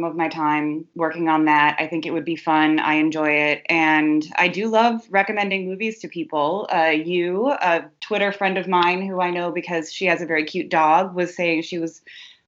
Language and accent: English; Madison, Wisconsin, United States; moved away; I come from Madison, Wisconsin